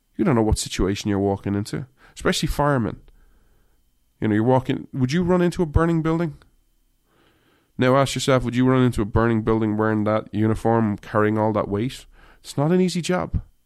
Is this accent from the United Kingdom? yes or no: no; Ireland; moved away; I grew up in Ireland